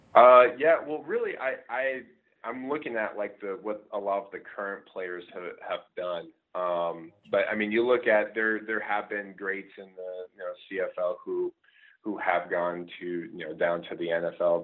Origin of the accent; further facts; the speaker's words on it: Scottsdale, Arizona, United States; moved away as an adult; also born or lived in Michigan; I'm actually originally from Scottsdale, Arizona